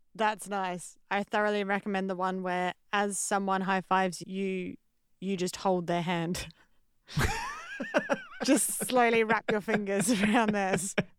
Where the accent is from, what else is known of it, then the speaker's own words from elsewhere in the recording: Australia; moved away; I'm Australian comedian, writer, and artist